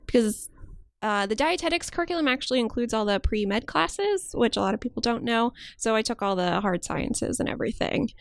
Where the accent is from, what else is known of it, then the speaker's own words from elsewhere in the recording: outside Chicago, Illinois, United States; moved away as an adult; also born or lived in Maryland / Pennsylvania; now in New York, United States; I grew up outside Chicago and I lived there until I went to college